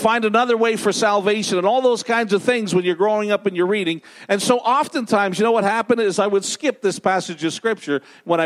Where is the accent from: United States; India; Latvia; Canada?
Canada; Ottawa, Ontario; also born or lived in Thailand; now in Montreal, Canada; I grew up in Ottawa